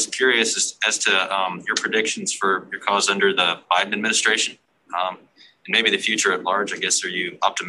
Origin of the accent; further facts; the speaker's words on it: Montana, United States; I'm from Montana.